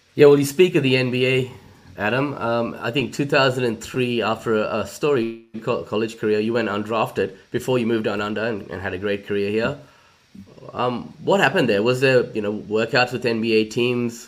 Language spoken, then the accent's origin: English; India; now in Australia; I'm from India originally